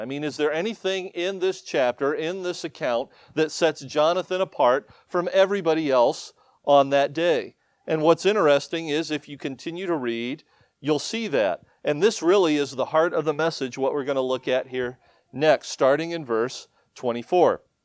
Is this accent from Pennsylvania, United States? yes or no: no; Ohio, United States; moved away as an adult; also born or lived in Michigan / upstate New York; now in New York, United States; born and raised in Ohio